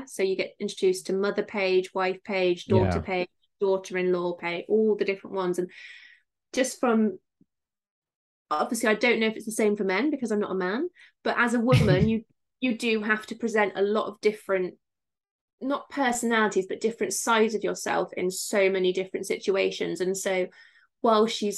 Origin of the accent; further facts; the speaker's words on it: Somerset, South West England, United Kingdom; I'm from Somerset, so they all talk like this